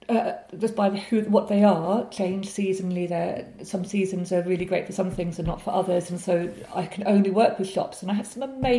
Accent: North Hertfordshire, East of England, United Kingdom; I grew up in North Hertfordshire

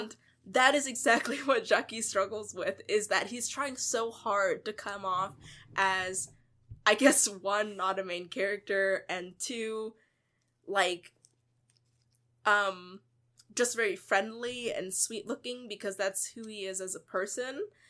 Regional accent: United States; as a person and as a Buddhist and as an American

